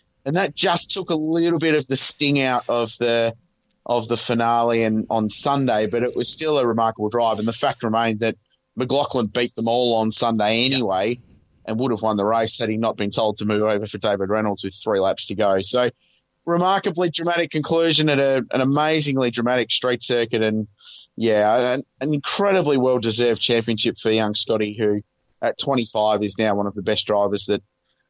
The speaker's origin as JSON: {"language": "English", "country": "Australia", "said": "as an Australian"}